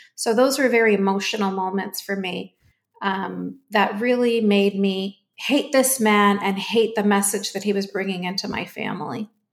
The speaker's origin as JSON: {"language": "English", "country": "Canada", "tie": "born or raised there", "said": "I was born and raised in Canada."}